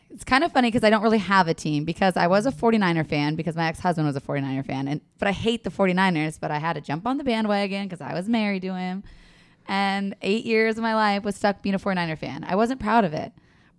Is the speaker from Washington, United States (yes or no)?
yes; Washington, United States; I grew up in Washington State all of these years